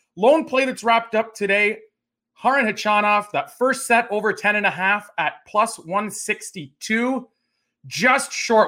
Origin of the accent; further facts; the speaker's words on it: Canada; as a Canadian tennis fan